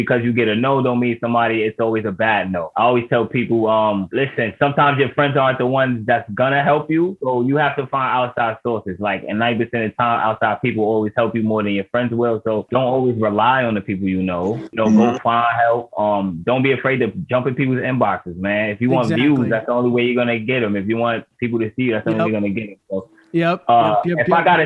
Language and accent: English; New York City, New York, United States; From Harlem, New York.